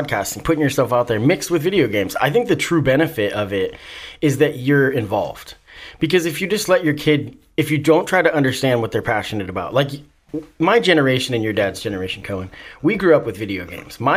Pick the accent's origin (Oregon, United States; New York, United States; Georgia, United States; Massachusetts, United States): Oregon, United States; Salem; I grew up in Salem, and it's the only one that exists now in Oregon